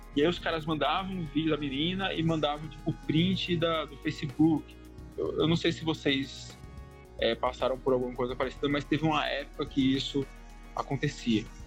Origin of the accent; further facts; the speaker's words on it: São Paulo, Brazil; eu sou de São Paulo